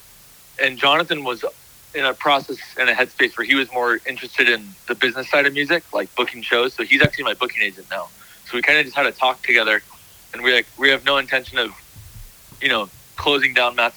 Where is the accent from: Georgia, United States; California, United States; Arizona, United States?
California, United States; Encinitas; we're all from Encinitas